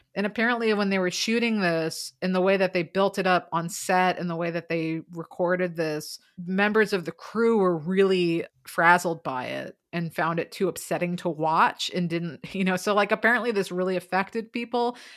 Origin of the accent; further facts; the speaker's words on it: United States; I'm American